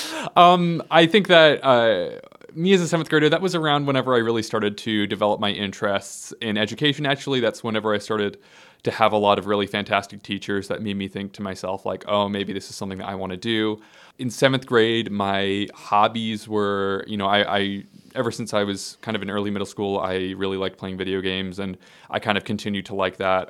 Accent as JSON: {"language": "English", "town": "Skokie", "region": "Illinois", "country": "United States", "tie": "born or raised there", "also_born_or_lived": "Evanston, Illinois", "moved": "yes", "lives_now": "Nashville, United States", "said": "I grew up in Skokie."}